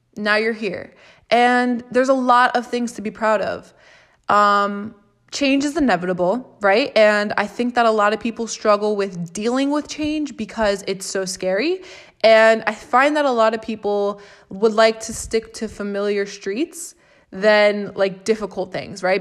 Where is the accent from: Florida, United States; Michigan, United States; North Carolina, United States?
Florida, United States; I'm from Florida. I'm born and raised and have lived in Florida for twenty-three years